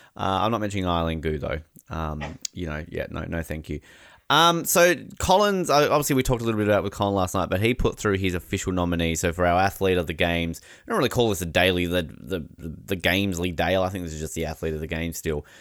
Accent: Australia; we're Australian

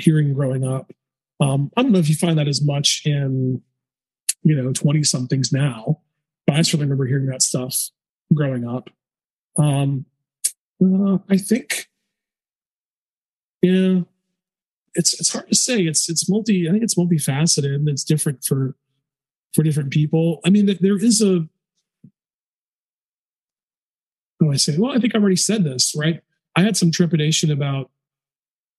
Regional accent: the South, United States; growing up in the South

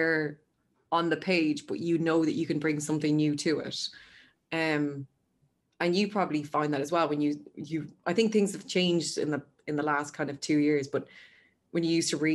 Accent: Mullingar, Westmeath, Ireland; I'm a girl from Mullingar

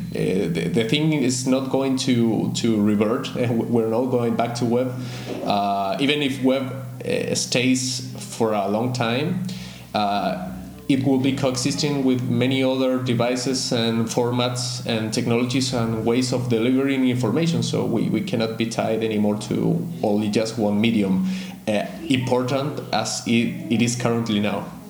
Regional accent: Santiago, Santiago Metropolitan Region, Chile; moved away as an adult; now in Lima, Peru; it's much warmer in winter than than in Santiago, uh, my my hometown.

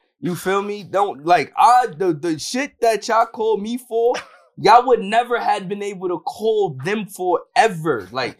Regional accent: Yonkers, New York, United States; Because even in Harlem, niggas, I'm a Yonkers nigga.

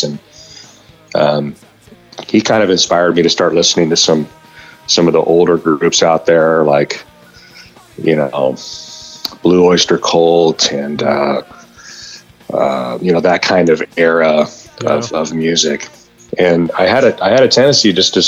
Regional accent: Orange County, California, United States; I'm from Orange County

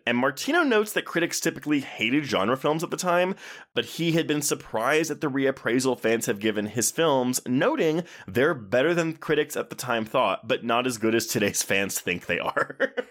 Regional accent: Texas, United States; I grew up in Texas

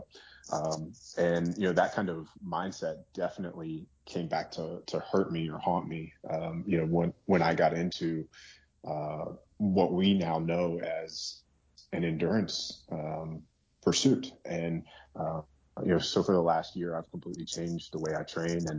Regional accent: Virginia, United States; I'm in Virginia right now. I grew up in Virginia.

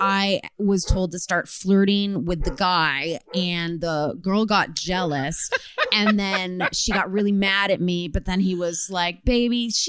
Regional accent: Michigan, United States; moved away; also born or lived in Chicago; I was born and raised in the Arctic Midwestern tundra of Michigan

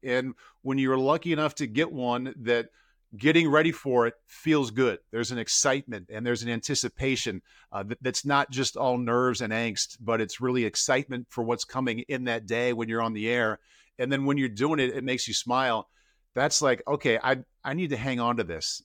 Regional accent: Iowa City, Iowa, United States; I grew up in Iowa City, Iowa

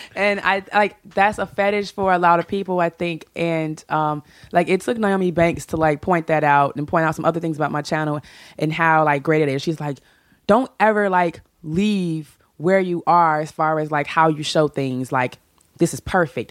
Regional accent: Chicago, Illinois, United States; I'm from Chicago

